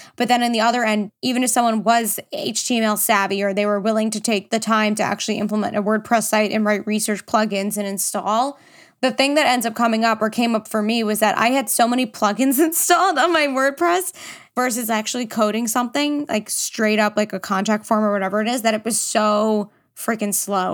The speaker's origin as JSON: {"language": "English", "region": "New York", "country": "United States", "said": "I'm from New York"}